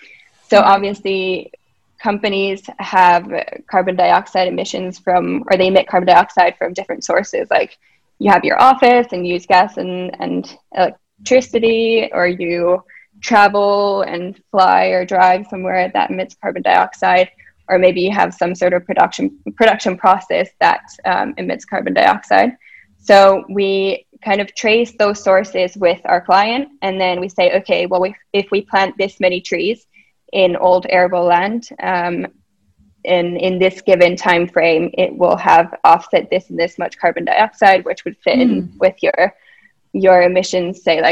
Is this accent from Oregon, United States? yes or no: no; Minnesota, United States; also born or lived in Massachusetts / Finland; now in Helsinki, Finland; I'm from Finland, but I've grown up in the US in Minnesota and Massachusetts, and I'm currently in Helsinki